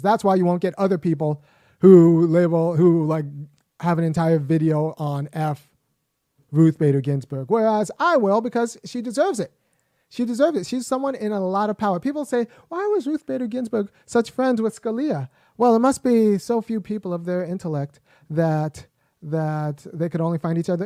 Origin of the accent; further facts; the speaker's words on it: Los Angeles, California, United States; I was born in Los Angeles. I'm American